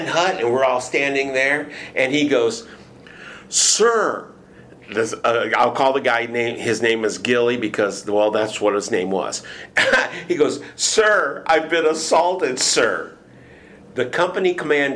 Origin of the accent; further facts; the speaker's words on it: Michigan, United States; moved away as an adult; now in Houston, United States; I'm from Michigan